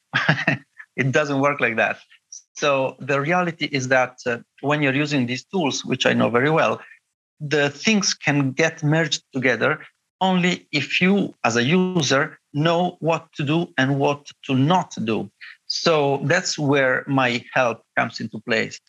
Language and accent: English; Bologna, Emilia-Romagna, Italy; I studied at the University of Bologna, my hometown